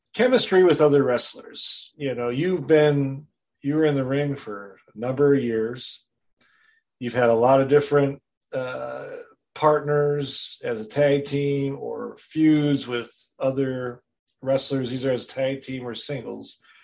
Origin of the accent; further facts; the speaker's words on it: Wisconsin, United States; I'm from Wisconsin originally, born and raised there